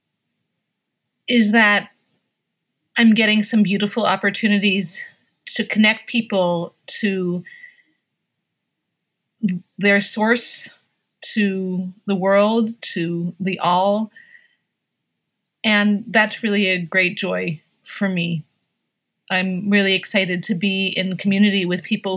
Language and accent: English; Hudson Valley, New York, United States; I grew up in the Hudson Valley in New York State